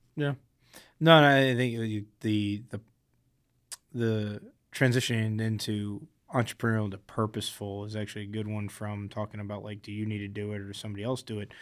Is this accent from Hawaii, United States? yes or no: no; South Florida, United States; I grew up in South Florida